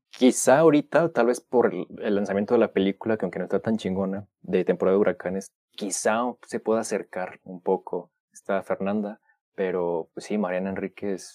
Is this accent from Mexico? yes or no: yes; Mexico; soy mexicano